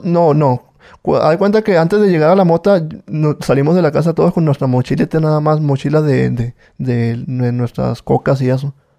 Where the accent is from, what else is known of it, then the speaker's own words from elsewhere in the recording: Culiacán, Sinaloa, Mexico; Yo soy de Culiacán, Sinaloa